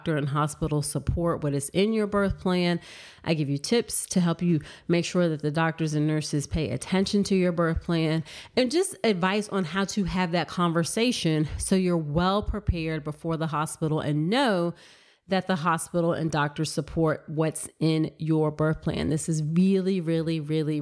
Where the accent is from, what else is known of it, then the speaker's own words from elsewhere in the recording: Virginia, United States; born and raised in Virginia